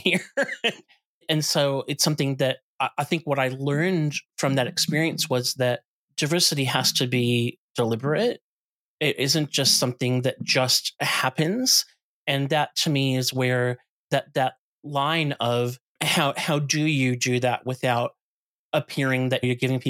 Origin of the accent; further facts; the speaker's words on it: outside of Chicago, Illinois, United States; moved away; I grew up in the States. I grew up outside of Chicago